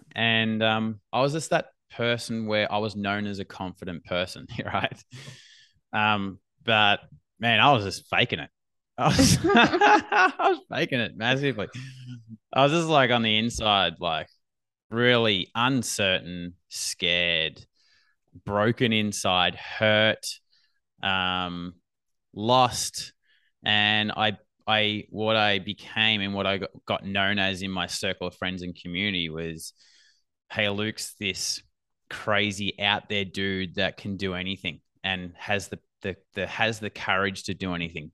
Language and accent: English; Australia; accent: Australian